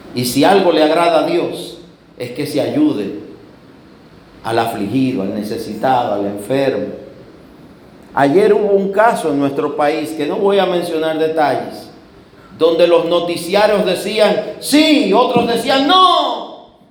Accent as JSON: {"language": "Spanish", "country": "Dominican Republic"}